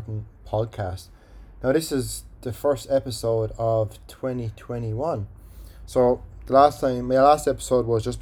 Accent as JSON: {"language": "English", "country": "Ireland", "accent": "Irish", "said": "my Irish accent"}